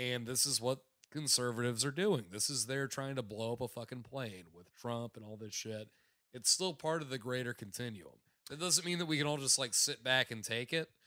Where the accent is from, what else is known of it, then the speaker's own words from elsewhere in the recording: South Florida, United States; I grew up in South Florida